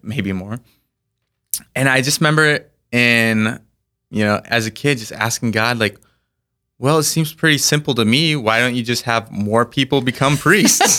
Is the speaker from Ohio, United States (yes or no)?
no; Orient, South Dakota, United States; I grew up in the town of Orient